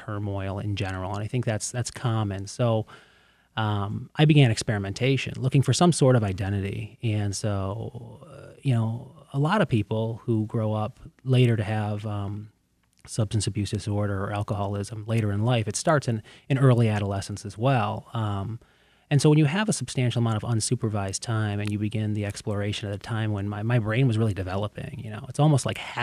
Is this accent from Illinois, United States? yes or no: no; Canton, Michigan, United States; also born or lived in Plymouth Township, Michigan; I grew up in the Plymouth-Canton community